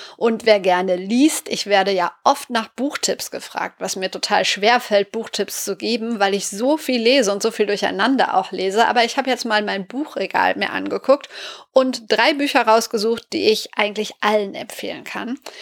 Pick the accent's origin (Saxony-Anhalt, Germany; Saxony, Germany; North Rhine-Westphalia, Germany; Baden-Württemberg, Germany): North Rhine-Westphalia, Germany; Sauerland; der gebürtig aus dem Sauerland kommt und dort aufgewachsen ist